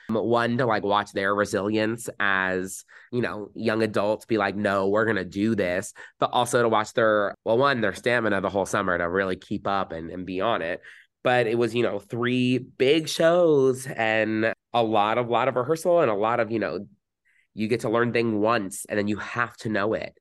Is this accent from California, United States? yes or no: no; New Jersey, United States; growing up in New Jersey, very, very fortunate